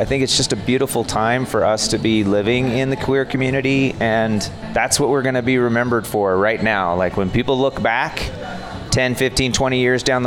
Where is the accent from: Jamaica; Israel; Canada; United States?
United States; Arvada, Colorado; I was raised in Arvada.